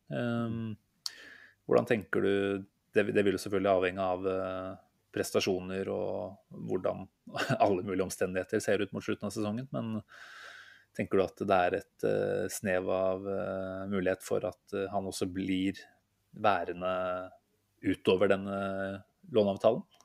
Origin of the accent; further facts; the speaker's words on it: Norway; vi som nordmenn